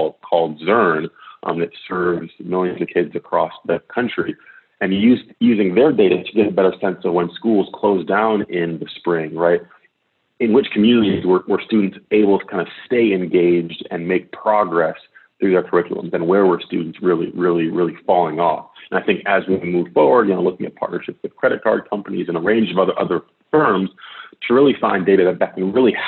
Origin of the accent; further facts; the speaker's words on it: Detroit, Michigan, United States; moved away; I served in the mayor's office in Detroit, my hometown